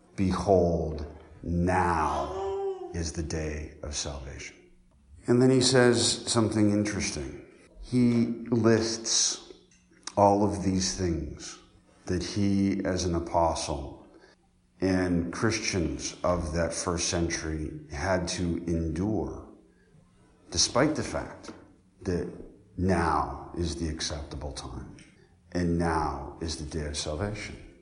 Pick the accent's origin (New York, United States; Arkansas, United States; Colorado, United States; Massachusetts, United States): Colorado, United States; now in Decatur, Illinois, United States; I grew up in Colorado